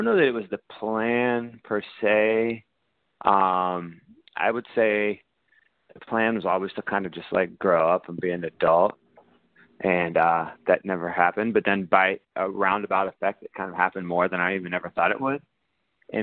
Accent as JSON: {"language": "English", "region": "Ohio", "country": "United States", "tie": "born or raised there", "moved": "as an adult", "lives_now": "New York, United States", "said": "the job market where I grew up in Ohio sucked"}